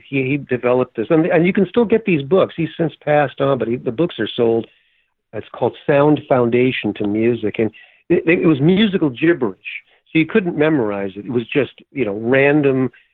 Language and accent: English; Minnesota, United States; we're both from Minnesota two Jewish guys from Minnesota